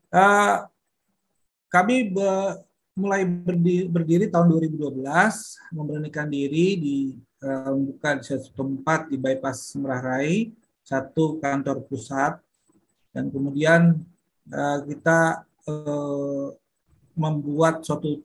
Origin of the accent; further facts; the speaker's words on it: North Sumatra, Indonesia; moved away as an adult; now in Bali, Indonesia; saya aslinya dari Sumatera Utara dan terdampar di Bali dari tahun 94.